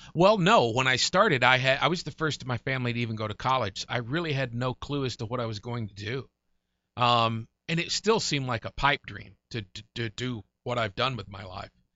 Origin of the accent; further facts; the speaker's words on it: Murray, Kentucky, United States; also born or lived in Golden Pond, Kentucky; across the lake in Callaway County, outside of Murray, Kentucky, twelve miles from Murray